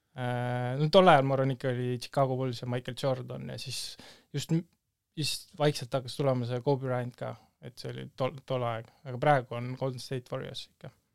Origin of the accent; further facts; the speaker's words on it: Tallinn, Harju County, Estonia; ma olen Tallinnast pärit